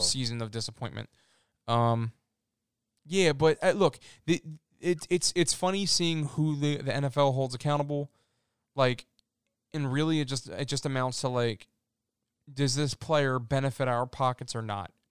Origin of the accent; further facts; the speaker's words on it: Philadelphia, Pennsylvania, United States; I'm from Philly